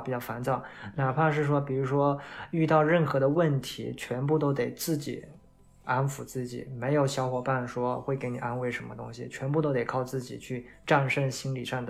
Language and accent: Chinese; China; 我我是不认为说同样是黄种人，我们中国人会比他们日本人差多少。